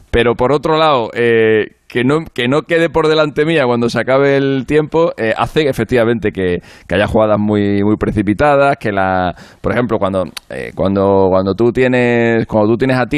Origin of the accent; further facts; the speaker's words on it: Spain; Pasa que Garbiñe, como es nuestra, como es española, como nos representa y tal, les prestaban más atención